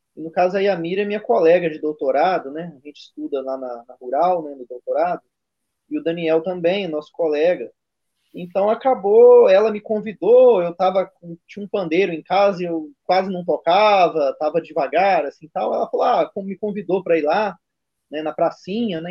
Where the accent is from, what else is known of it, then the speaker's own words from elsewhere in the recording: Minas Gerais, Brazil; eu sou mineiro